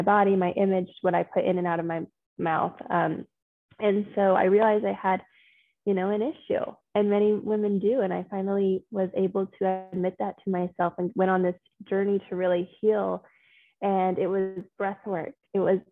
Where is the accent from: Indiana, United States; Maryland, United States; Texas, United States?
Texas, United States; Austin; moved away as an adult; also born or lived in Denver; I grew up in Austin, Texas